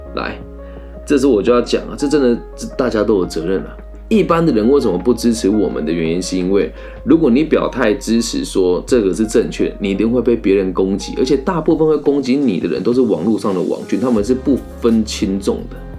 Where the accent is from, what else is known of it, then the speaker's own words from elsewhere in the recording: Taiwan; 反正就我们台湾人呢，到澎湖那边去玩